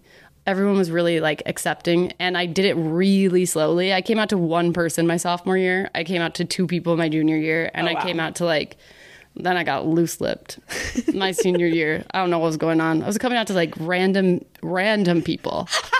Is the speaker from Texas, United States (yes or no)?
yes; Dallas, Texas, United States; Spread the news. I'm from Dallas, you know.